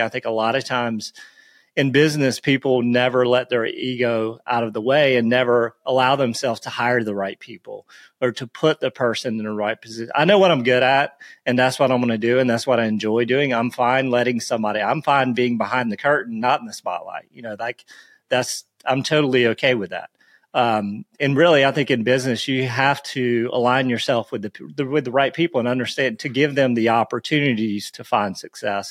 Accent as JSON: {"language": "English", "town": "Myrtle Beach", "region": "South Carolina", "country": "United States", "tie": "born or raised there", "said": "I grew up, so I grew up in Myrtle Beach"}